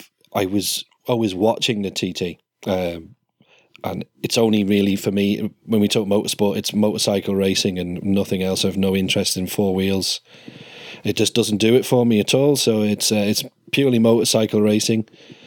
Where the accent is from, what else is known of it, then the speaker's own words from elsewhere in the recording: Isle of Man; For me, growing up on the Isle of Man